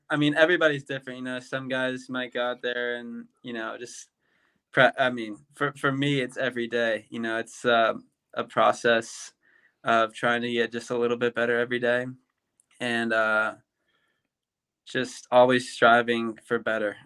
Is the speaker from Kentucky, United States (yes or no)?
yes; Louisville, Kentucky, United States; moved away as an adult; now in Auburn, United States; growing up in Louisville, Kentucky